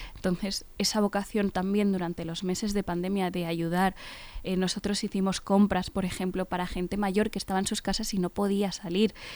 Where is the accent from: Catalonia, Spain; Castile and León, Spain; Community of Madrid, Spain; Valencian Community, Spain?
Community of Madrid, Spain; Fuenlabrada; somos eh, de Fuenlabrada y conocemos muchas de las necesidades